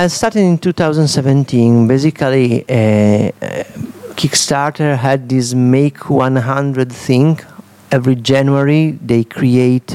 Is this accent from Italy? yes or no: yes; Udine, Friuli-Venezia Giulia, Italy; English is a second language; I'm from Udine, an artist of Italy